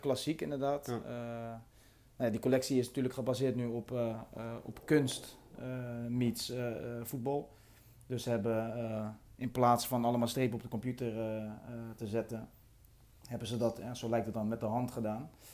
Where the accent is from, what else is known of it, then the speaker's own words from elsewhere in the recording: Rotterdam, South Holland, Netherlands; als Rotterdammer zijnde